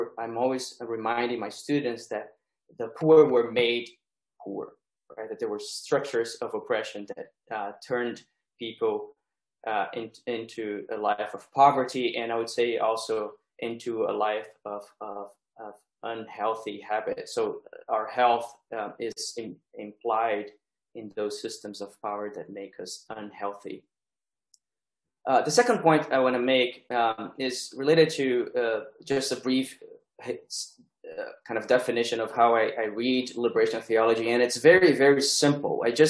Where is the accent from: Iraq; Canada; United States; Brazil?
Brazil; moved away; early 90s in Brazil, a time when the insights and the struggles of liberation theology were already kind of consolidated, at least in my education. So I grew up singing the songs of liberation theology